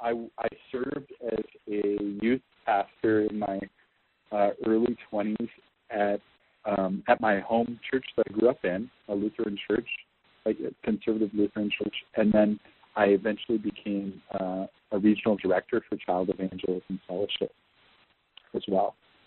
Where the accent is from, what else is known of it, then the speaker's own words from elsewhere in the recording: Midwest, United States; So I grew up mostly in the Midwest of the United States.